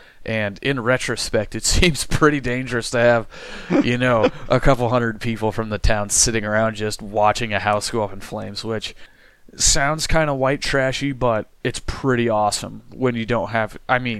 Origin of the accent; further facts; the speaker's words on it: Iowa, United States; born or raised there